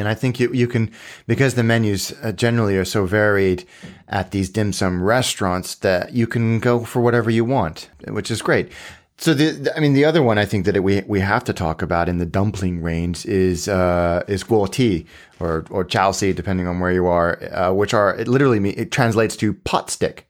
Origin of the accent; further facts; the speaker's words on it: Hong Kong; when I was a kid growing up in Hong Kong